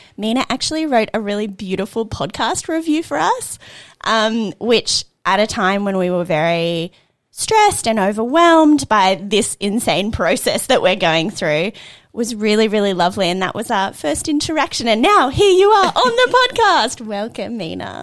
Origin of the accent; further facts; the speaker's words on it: Australia; I'm Iranian Australian